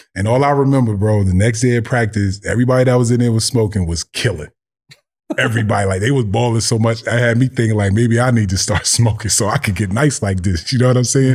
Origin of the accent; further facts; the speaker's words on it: Orange, New Jersey, United States; I grew up in Orange, New Jersey